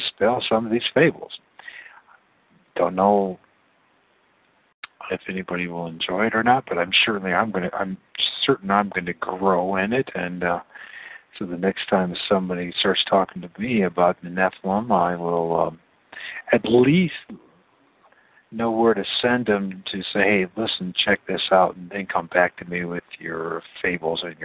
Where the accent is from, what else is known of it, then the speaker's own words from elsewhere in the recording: United States; I'm an American